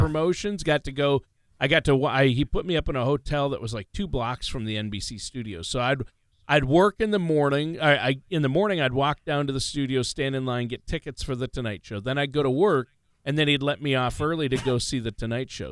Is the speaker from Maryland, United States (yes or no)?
no; Minnesota, United States; also born or lived in South Dakota / Los Angeles, California / Nashville, Tennessee; I grew up in Minnesota, right uh, about 50 miles straight east of the South Dakota border